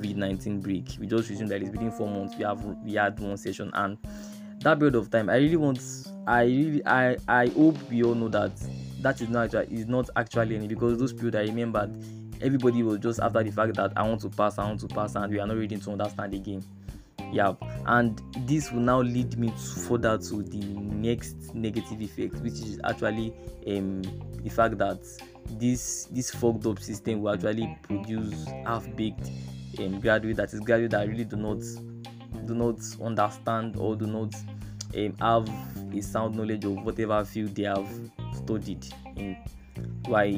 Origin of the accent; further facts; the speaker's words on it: Nigeria; as Nigerian youth